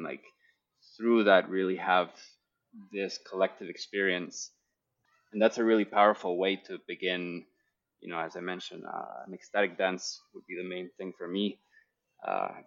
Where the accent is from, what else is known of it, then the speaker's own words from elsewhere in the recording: Guatemala City, Guatemala Department, Guatemala; the culture that I grew up in here in Guatemala City